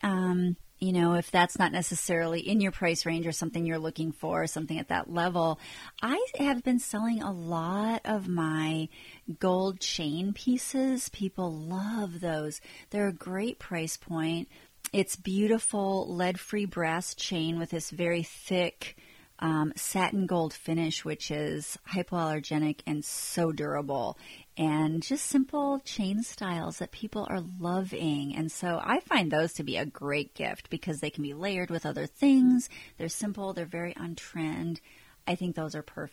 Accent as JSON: {"language": "English", "region": "Minnesota", "country": "United States", "moved": "yes", "said": "I'm from Minnesota originally"}